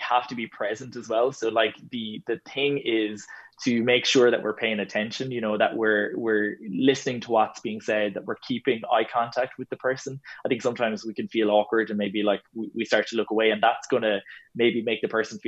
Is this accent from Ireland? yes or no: yes; Ireland; we're so good as Irish people